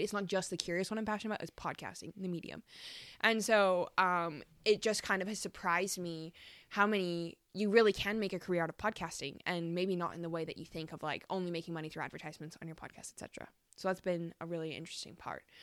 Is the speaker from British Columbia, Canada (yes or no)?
no; Calgary, Alberta, Canada; moved away as an adult; also born or lived in Australia; been living back in my hometown of Calgary